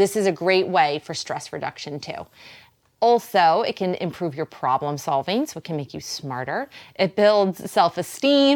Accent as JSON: {"language": "English", "town": "Boston", "region": "Massachusetts", "country": "United States", "accent": "Boston", "said": "There's my Boston accent"}